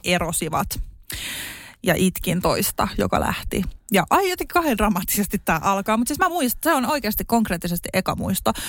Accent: Espoo, Uusimaa, Finland; also born or lived in Suvela, Espoo; Mä synnyin Espoossa

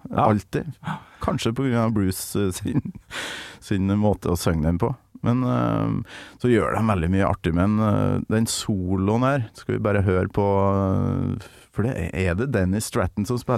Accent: Lørenskog, Akershus, Norway; jeg vokste opp på Lørenskog.

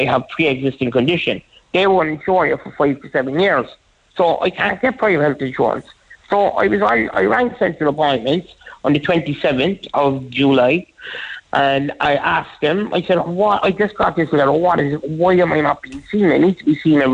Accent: Ireland; I'm an Irish citizen

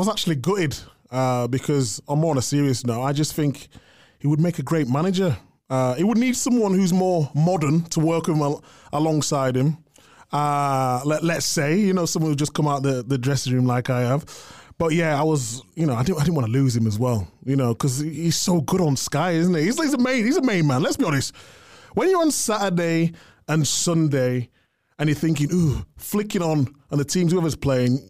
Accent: Yorkshire and the Humber, United Kingdom; I'm from a Yorkshire boy, so I live in Harrogate.

